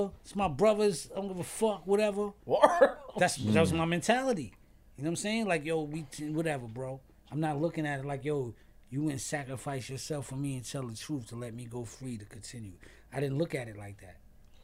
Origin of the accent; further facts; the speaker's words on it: New York City, New York, United States; I'm from Stapleton Projects